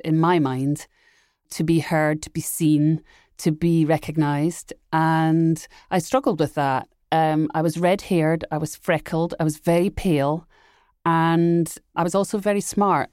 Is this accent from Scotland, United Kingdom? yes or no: yes; Edinburgh, Scotland, United Kingdom; I grew up in Edinburgh, Scotland